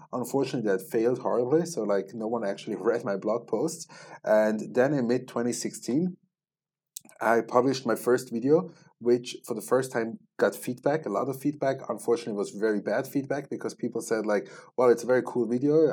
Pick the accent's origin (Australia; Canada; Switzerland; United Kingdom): Switzerland; moved away as an adult; also born or lived in Israel; I grew up, born and raised in Switzerland